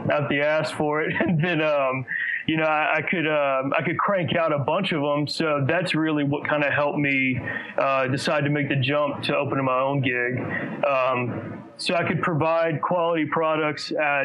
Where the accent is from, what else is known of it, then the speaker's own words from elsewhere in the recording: Gonzales, Louisiana, United States; moved away as an adult; now in Baton Rouge, United States; I'm actually from Gonzales, which is 30 minutes towards New Orleans, but I've been here the last 7 years